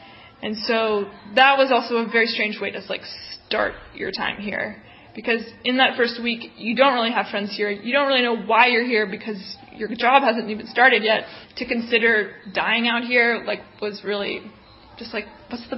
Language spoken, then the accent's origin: English; New Orleans, Louisiana, United States; moved away as an adult; also born or lived in New York City; now in Katandika, Mozambique; I grew up in New Orleans, Louisiana, and then I went to school in New York City